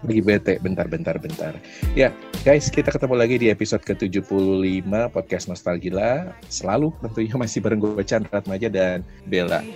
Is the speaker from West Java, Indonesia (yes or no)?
yes; Bandung, West Java, Indonesia; gue orang Bandung